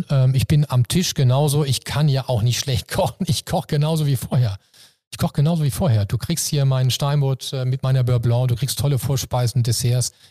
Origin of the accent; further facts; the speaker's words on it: Hamburg, Germany; Nee, mir ist das Jakob und, und Hamburg, meine Heimat hier, wichtiger.